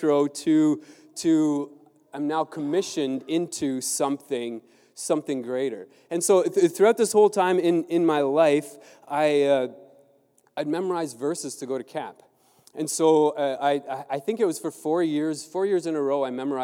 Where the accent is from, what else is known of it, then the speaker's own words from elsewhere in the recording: Southern Ontario, Canada; also born or lived in Mexico; I grew up in Southern Ontario